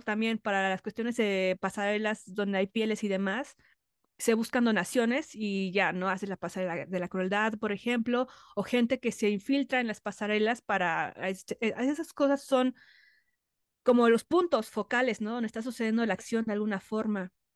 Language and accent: Spanish; Mexico; como mujer, como mexicana